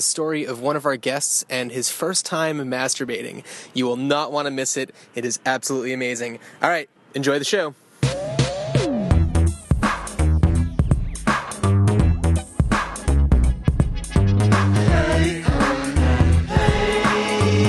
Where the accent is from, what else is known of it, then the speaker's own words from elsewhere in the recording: New Jersey, United States; I'm a southern boy over in New Jersey